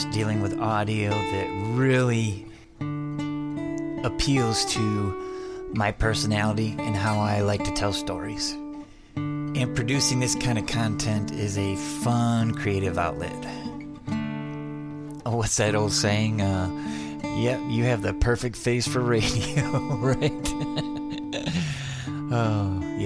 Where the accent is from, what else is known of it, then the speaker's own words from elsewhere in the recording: Adrian, Michigan, United States; now in Austin, United States; My hometown is Adrian, Michigan